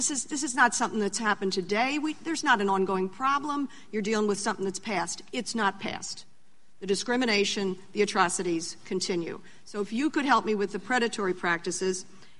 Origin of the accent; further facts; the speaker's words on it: suburban Philadelphia, Pennsylvania, United States; I'm from Pennsylvania, so suburban Philadelphia.